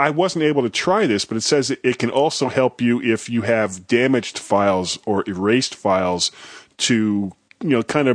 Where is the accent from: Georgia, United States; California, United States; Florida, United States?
Florida, United States; I'm from Florida